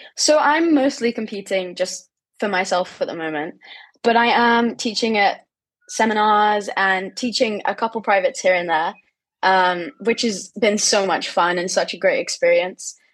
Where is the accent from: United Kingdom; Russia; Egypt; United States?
United Kingdom; England; in my home country